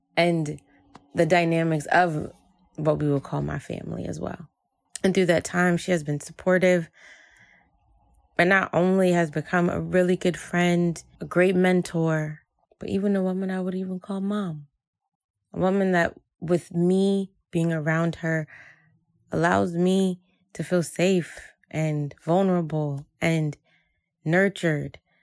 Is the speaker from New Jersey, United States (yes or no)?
yes; Jersey City, New Jersey, United States; I grew up in Jersey City um, as a Haitian American woman where family was everything